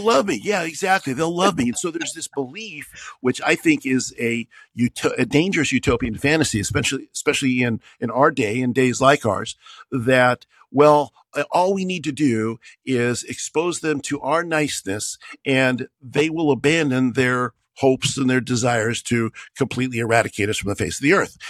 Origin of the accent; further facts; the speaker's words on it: United States; I'm an American